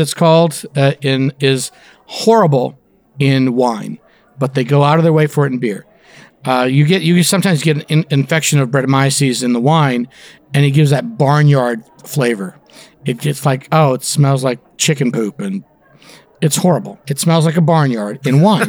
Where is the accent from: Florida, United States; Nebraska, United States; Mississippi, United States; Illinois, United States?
Florida, United States; born or raised there; also born or lived in India / Canada